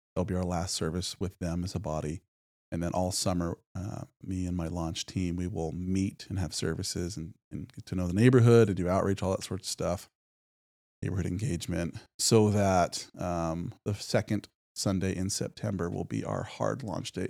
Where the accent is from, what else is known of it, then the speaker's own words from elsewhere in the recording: Medford, Oregon, United States; moved away as an adult; also born or lived in North Carolina; now in Spokane, United States; I was born and raised in, uh, Medford, Oregon, down in southern Oregon.